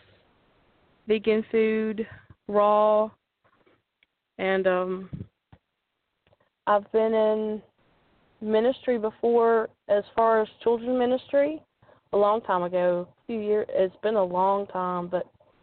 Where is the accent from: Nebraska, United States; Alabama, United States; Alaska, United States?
Alabama, United States; Opelika; also born or lived in Shreveport, Louisiana; Right now I'm staying in my hometown in Opelika, Alabama